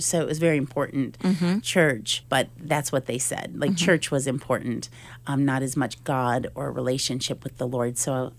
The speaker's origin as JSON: {"language": "English", "town": "Oscoda", "region": "Michigan", "country": "United States", "tie": "born or raised there", "also_born_or_lived": "Fort Lauderdale, Florida / Hungary", "moved": "as an adult", "said": "I was raised in Oscoda, Michigan, a little town 4 hours north of Detroit."}